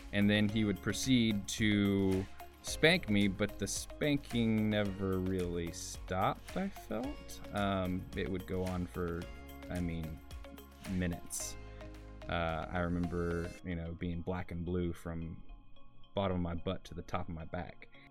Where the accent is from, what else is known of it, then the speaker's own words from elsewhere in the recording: Porter, Texas, United States; I grew up in Porter, Texas